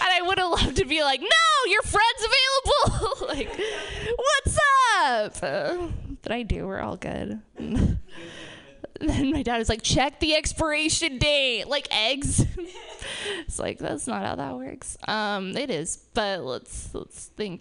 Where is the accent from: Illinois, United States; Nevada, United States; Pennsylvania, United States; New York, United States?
Nevada, United States; Reno; We're all from Reno.